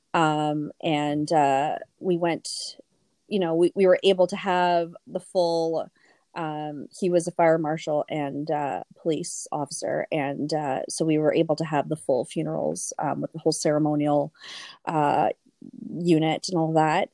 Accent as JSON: {"language": "English", "town": "Toronto", "region": "Ontario", "country": "Canada", "moved": "as an adult", "lives_now": "Thunder Bay, Canada", "said": "I'm actually originally from Toronto and moved up to Thunder Bay about six years ago"}